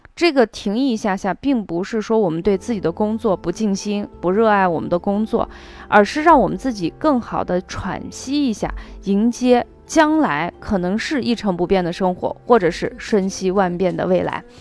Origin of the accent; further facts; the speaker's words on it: Xi'an, Shaanxi, China; 我是出生在陕西西安的